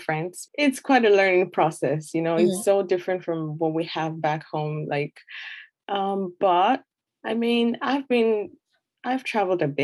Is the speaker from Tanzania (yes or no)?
no; Nigeria; moved away as an adult; now in Canada; I'm originally from Nigeria